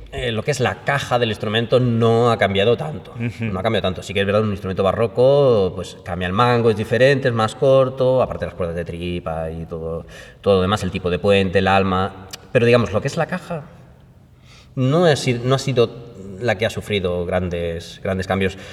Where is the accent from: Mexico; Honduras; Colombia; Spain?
Spain; Málaga, Andalusia; mi tierra natal, de Málaga